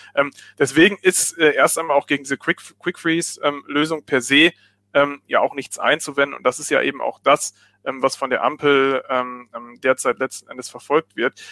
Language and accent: German; Germany; bei uns in Deutschland